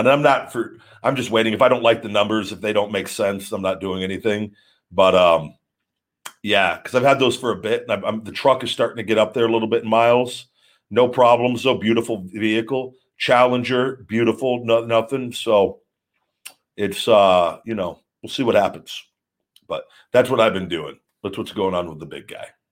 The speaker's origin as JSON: {"language": "English", "town": "Las Vegas", "region": "Nevada", "country": "United States", "tie": "born or raised there", "said": "I was born in Vegas. I love Vegas"}